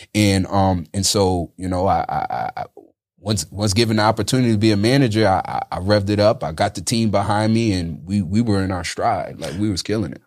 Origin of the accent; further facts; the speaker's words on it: upstate New York, United States; also born or lived in Bronx, New York / Manhattan, New York; that's when we moved upstate New York